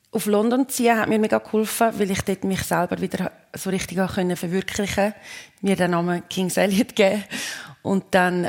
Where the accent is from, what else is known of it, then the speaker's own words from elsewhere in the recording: Switzerland; moved away; wenn ich in der Schweiz bin und mir, mir dann Anja sagt und ich bin da, wo ich aufgewachsen bin